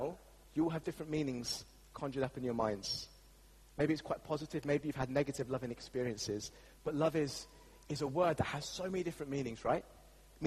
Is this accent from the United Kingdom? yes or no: yes; England, United Kingdom; As English people